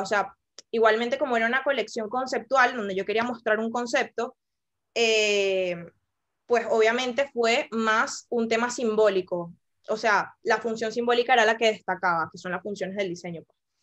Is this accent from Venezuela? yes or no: yes; Venezuela; moved away; soy de Venezuela